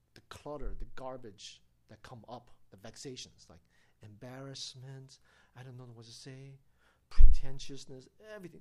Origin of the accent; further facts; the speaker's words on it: United States; United States